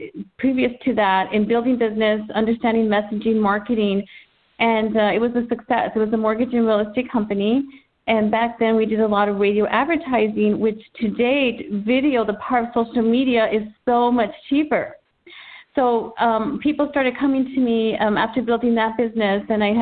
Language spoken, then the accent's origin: English; Texas, United States; moved away as an adult; now in Southern California, United States; I'm originally from Texas, born and raised. I've lived in Southern California for 17 years